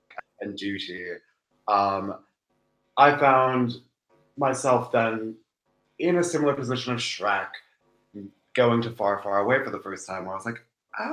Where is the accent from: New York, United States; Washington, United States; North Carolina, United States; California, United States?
Washington, United States; Seattle; I was raised in Seattle by two first-generation immigrants